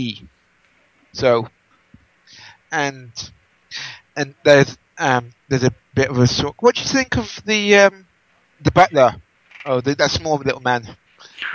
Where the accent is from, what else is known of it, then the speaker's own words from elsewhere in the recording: United Kingdom; I am British